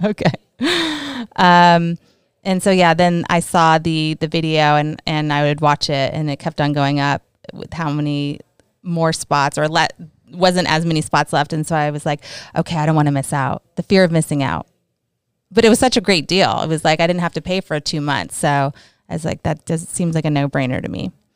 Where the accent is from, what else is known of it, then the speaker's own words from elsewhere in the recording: California, United States; moved away; also born or lived in New Jersey; I was born in New Jersey and then I moved to California when I was four. So, I'm really from California 'cause I don't really remember Jersey